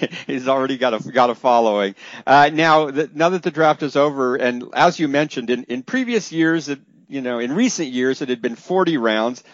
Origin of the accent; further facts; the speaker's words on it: Northern California, United States; I grew up in Northern California too